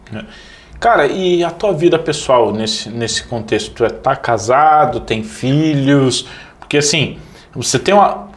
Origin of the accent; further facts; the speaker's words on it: Missal, Paraná, Brazil; moved away as an adult; eu sou de Missal